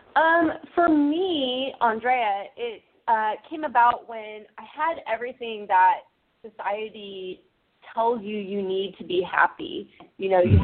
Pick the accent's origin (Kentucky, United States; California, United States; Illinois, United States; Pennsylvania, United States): California, United States; Orange County, Southern; now in San Francisco Bay Area, United States; I grew up in Southern California in a very conservative Orange County